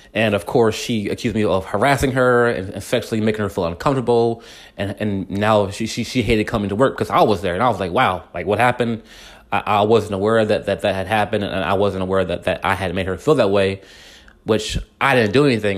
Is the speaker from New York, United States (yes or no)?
no; Wortham, Texas, United States; the whole neighborhood that I grew up in in Wortham